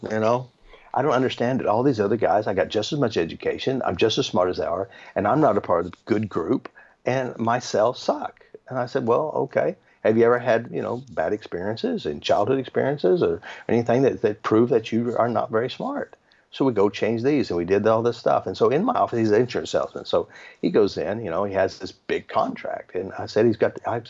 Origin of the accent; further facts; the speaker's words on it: United States; I'm from America